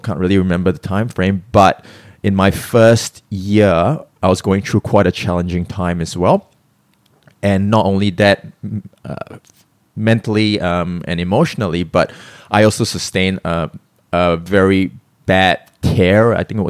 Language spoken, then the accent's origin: English; Singapore; also born or lived in Melbourne, Australia; So, I mean, I'm born in Singapore, I'm Singaporean, but I spent about 16 years in Australia, Melbourne, Australia, which I call my home.